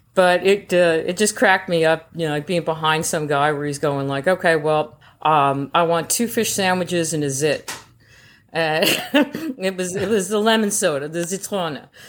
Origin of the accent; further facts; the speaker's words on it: United States; I'm an American in uniform